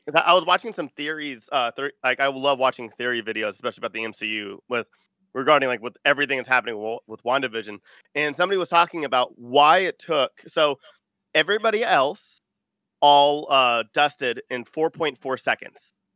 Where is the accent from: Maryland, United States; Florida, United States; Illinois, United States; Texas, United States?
Texas, United States; Austin; I am from Texas. I'm from Austin.